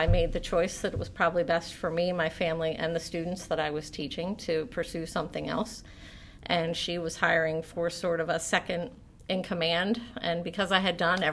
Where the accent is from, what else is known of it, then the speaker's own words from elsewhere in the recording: Pottstown, Pennsylvania, United States; also born or lived in Boyertown, Pennsylvania; I am actually from this area. I was born at Pottstown Memorial Medical Center. My family is from this area. My parents, grandparents, aunts, uncles, we've all graduated from the same high school.